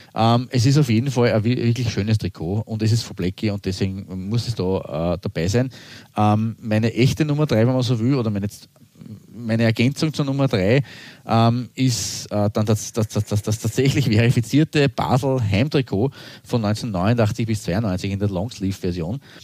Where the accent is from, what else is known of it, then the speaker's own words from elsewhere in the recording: Austria; als Österreicher